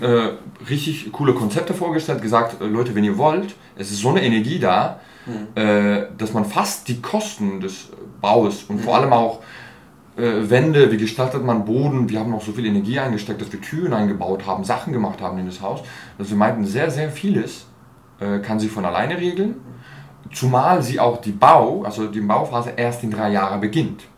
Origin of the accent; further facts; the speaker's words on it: Basel, Basel-Stadt, Switzerland; moved away as an adult; also born or lived in Turkey / Germany; now in Berlin, Germany; zwischen elf und 23, äh, genau, äh, war ich in Basel. Ja, habe ich gelebt, also aufgewachsen, Schule und so weiter